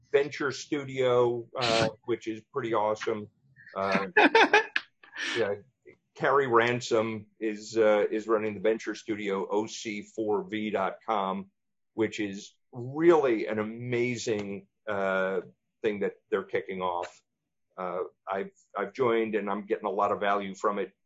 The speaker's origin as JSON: {"language": "English", "region": "East Coast", "country": "United States", "tie": "born or raised there", "moved": "yes", "said": "I was born and raised on the East Coast"}